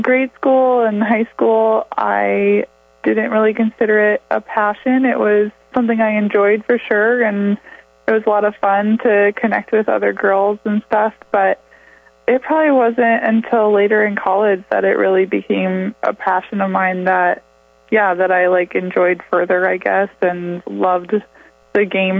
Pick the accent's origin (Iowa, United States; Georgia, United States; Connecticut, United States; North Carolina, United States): Iowa, United States; Sheldon; I grew up in Sheldon, Iowa